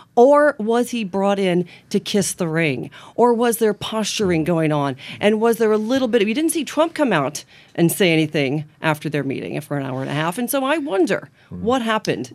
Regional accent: Farmland, Indiana, United States; moved away; I grew up in Mike Pence's Indiana

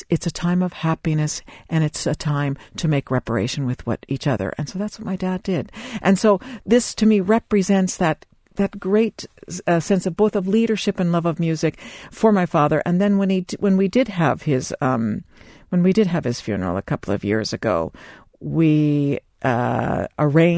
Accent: Seattle, Washington, United States; moved away as an adult; also born or lived in New York / Boston; now in Ireland; I came from Seattle via New York

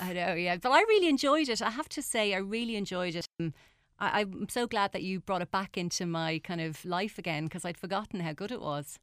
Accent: Ireland; as Irish people

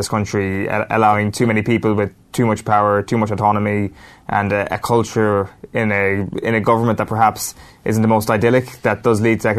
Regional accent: Ireland; we as an Irish people

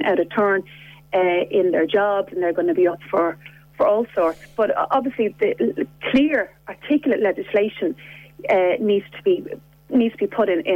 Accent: Ireland; as an Irish woman

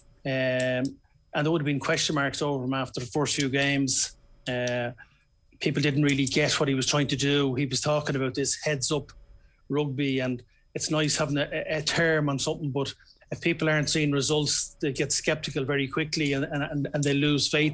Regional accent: Ireland; as Irish sports people

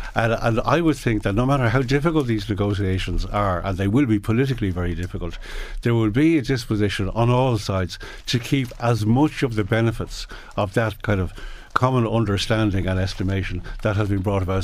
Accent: Ireland; as an Irish

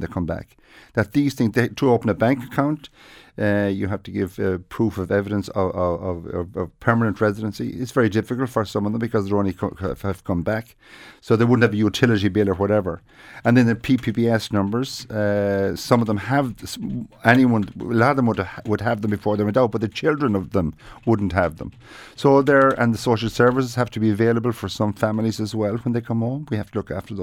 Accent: Ireland; now in Chicago, United States

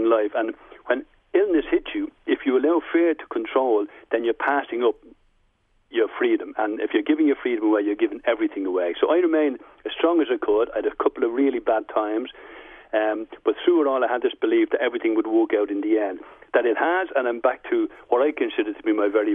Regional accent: Dublin, Leinster, Ireland; moved away; When I was growing up in Dublin, I loved the way I grew up in the 50s

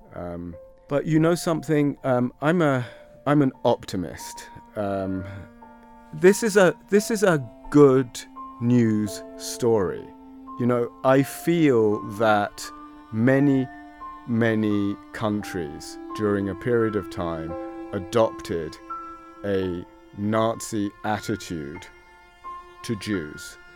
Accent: London, United Kingdom; now in Dublin, Ireland; I was born in London in 1968.

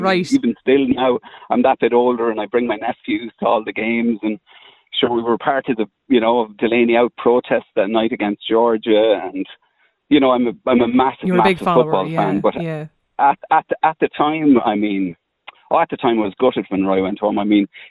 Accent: Carlow, Leinster, Ireland; I'm from Carlow.

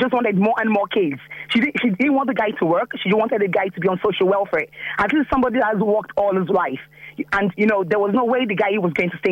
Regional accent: Nigeria; now in Ireland; I'm a Nigerian myself, and we came to this country

